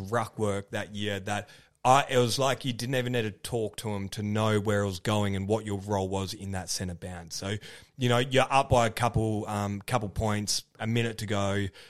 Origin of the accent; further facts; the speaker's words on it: Kalgoorlie, Western Australia, Australia; moved away; my hometown